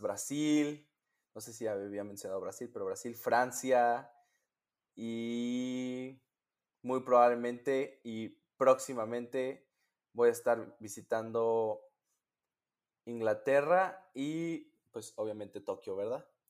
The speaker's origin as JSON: {"language": "Spanish", "country": "Mexico", "moved": "as an adult", "lives_now": "Michigan, United States", "said": "yo soy un pedacito de mi país"}